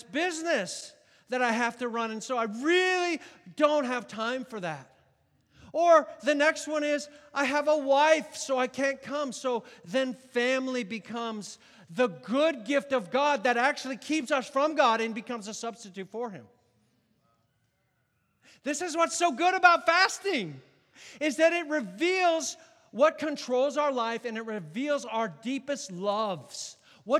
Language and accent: English; United States; I'm an American